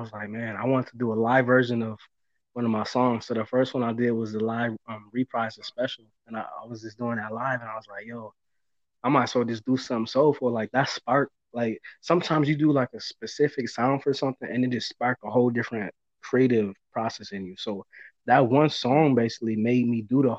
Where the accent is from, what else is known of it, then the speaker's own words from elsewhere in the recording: Buffalo, New York, United States; growing up in Buffalo